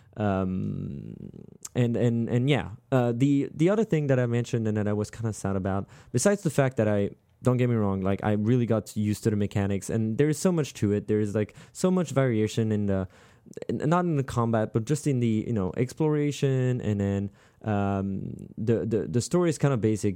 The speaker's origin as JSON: {"language": "English", "town": "Strasbourg", "region": "Grand Est", "country": "France", "moved": "yes", "said": "I'm from Strasbourg"}